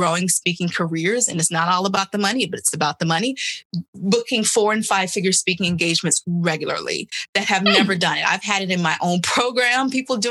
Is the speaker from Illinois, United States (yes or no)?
yes; Chicago, Illinois, United States; moved away; also born or lived in New York; back home in Illinois, where I'm from Chicago